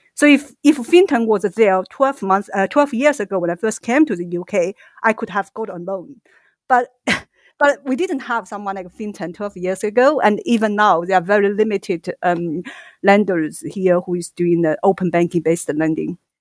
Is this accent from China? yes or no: yes; China; moved away as an adult; also born or lived in Singapore; now in United Kingdom; Originally, I'm from China